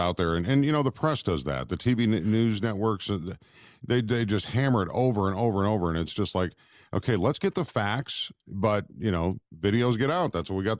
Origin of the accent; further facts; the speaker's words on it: Rochester, Minnesota, United States; I grew up in Minnesota, right, in Rochester, and then I spent my broadcasting school days in Minneapolis, downtown Minneapolis.